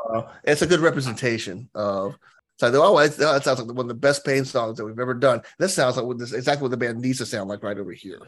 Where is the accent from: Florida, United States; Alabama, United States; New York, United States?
Alabama, United States; I'm from Alabama